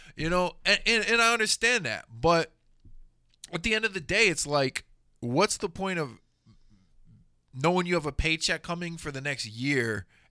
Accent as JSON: {"language": "English", "town": "Houston", "region": "Texas", "country": "United States", "tie": "born or raised there", "said": "growing up in Houston"}